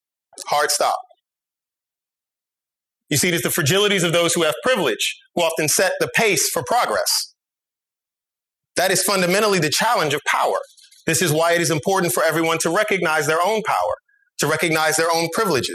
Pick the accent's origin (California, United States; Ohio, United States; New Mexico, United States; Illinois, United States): Illinois, United States; Chicago; I was born in the North Lawndale neighborhood in Chicago. If you've ever read Ta-Nehisi Coates' The Case for Reparations, that is the neighborhood I grew up in.